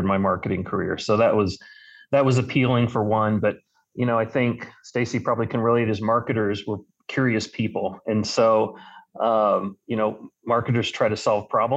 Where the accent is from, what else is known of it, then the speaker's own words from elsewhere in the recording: Wichita, Kansas, United States; I am from Wichita, Kansas, where I went to Wichita State